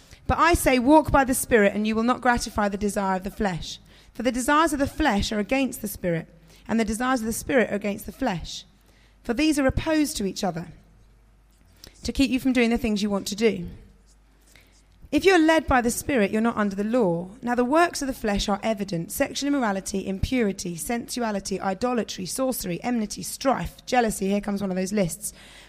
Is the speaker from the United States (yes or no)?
no; London, United Kingdom; also born or lived in northern England; I grew up in South London, West London, but my mum and dad were quite well-spoken, so I didn't have a particularly strong London accent. And then I moved to the countryside in the north